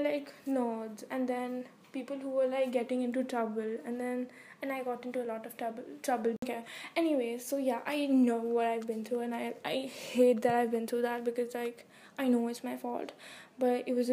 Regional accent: India; I'm from India

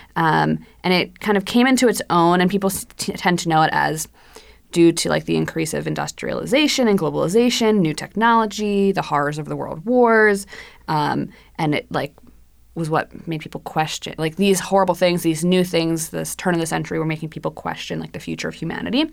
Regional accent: New Jersey, United States; I am also from New Jersey.

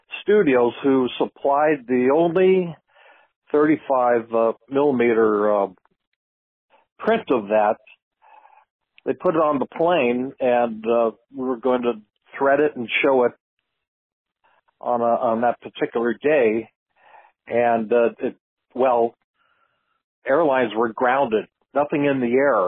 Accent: San Jose, California, United States; also born or lived in Monterey County, California; I grew up in San Jose, California, just 75 miles north of Monterey

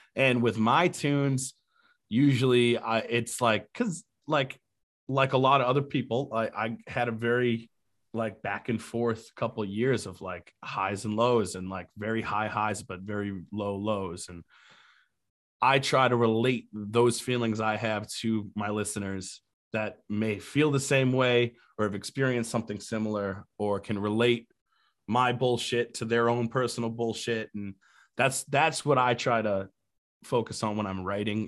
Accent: New Hampshire, United States; also born or lived in Key West, Florida; now in Charleston, United States; I grew up in New Hampshire.

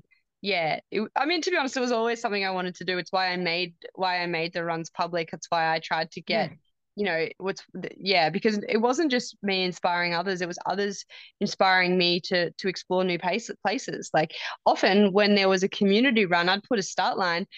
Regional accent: Warburton to Lilydale, Victoria, Australia; the run from Warburton to Lilydale, because that was my hometown run. That's the trail that I grew up running every Sunday

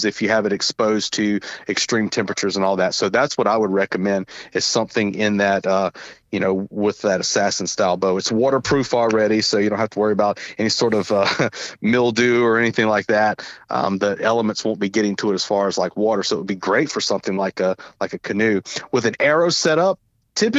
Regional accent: Southern, United States; accent: Southern; my Southern accent

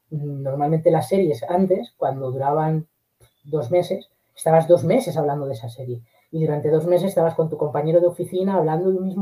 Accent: Castilla-La Mancha, Spain; yo estos últimos veranos en mi pueblo, un pueblo de Guadalajara, el eh, montamos un autocine

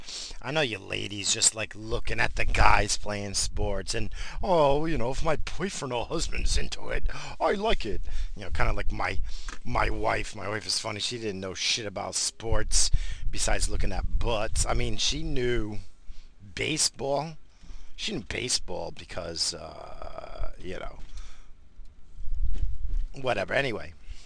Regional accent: New England, United States; So, but I grew up in New England, so I liked what I liked growing up, you know.

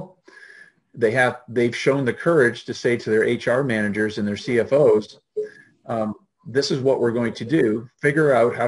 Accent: Canada; moved away as an adult; now in United States; as a Canadian

